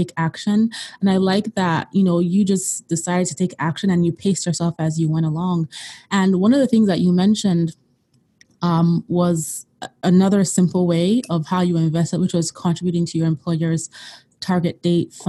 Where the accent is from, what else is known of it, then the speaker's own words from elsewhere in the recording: Nigeria; moved away; I'm originally from Nigeria